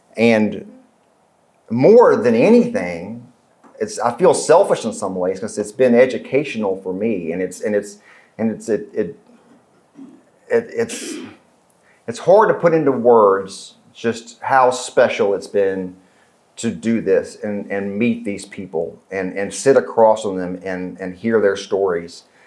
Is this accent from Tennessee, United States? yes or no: yes; West Tennessee, United States; I grew up in West Tennessee